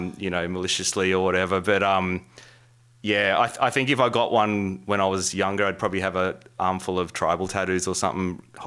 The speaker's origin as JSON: {"language": "English", "town": "Campbelltown", "region": "New South Wales", "country": "Australia", "tie": "born or raised there", "said": "we had this alternative record store near where I was growing up in Campbelltown."}